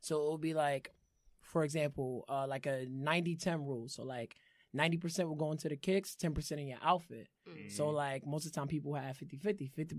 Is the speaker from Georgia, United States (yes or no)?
no; New York City, New York, United States; born or raised there